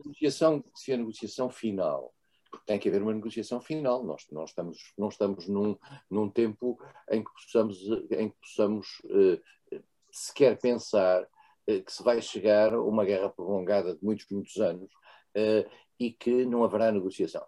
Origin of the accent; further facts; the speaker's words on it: Portugal; Eu sou português